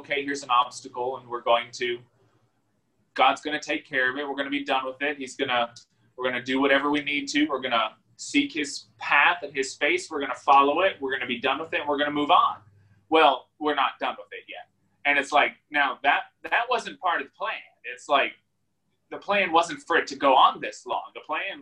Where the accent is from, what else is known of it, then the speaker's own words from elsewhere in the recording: United States; as Americans